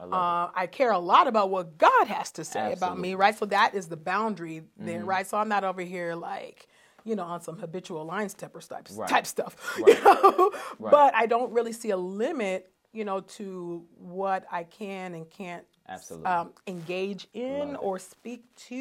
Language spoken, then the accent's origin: English; Nigeria; me being Nigerian